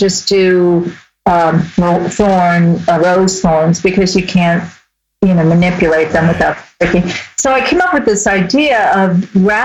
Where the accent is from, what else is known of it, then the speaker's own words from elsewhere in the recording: New York City, New York, United States; I grew up in Brooklyn